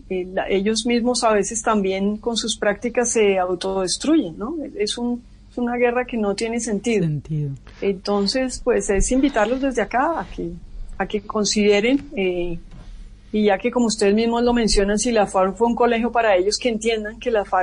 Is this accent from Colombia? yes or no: yes; Colombia; pues porque en este caso pues todos somos colombianos